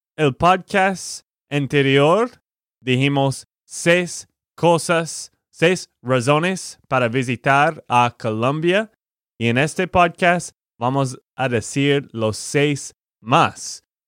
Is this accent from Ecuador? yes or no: no; Texas, United States; de Texas, Estados Unidos